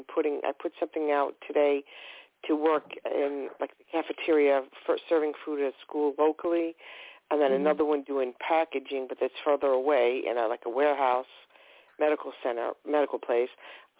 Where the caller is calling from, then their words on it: Long Island, New York, United States; Long Island.